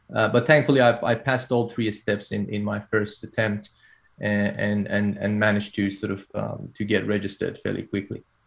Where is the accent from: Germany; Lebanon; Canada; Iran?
Iran; moved away as an adult; now in Australia; I did my uh, undergrad training uh, back in my home country, Iran